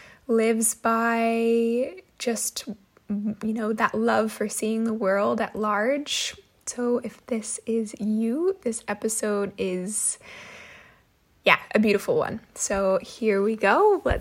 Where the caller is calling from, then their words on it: California, United States; and I am tuning in from California.